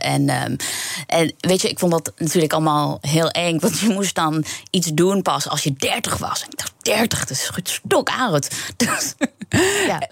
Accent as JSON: {"language": "Dutch", "region": "New York", "country": "United States", "tie": "born or raised there", "also_born_or_lived": "Queens", "moved": "as an adult", "lives_now": "Netherlands", "said": "ik ben opgegroeid in Amerika, pas naar Nederland gekomen toen ik 24 was"}